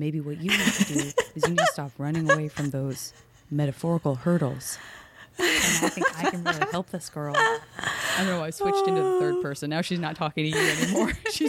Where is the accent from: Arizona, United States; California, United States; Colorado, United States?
Arizona, United States; and I'm from Arizona where there are just no autumn leaves.